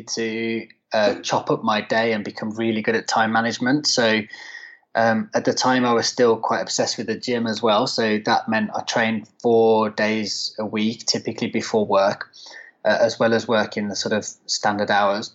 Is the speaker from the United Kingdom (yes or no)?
yes; near Birmingham, West Midlands, United Kingdom; moved away as an adult; now in London, United Kingdom; I'm actually from the West Midlands originally, so near not far from Birmingham and on the West Midlands side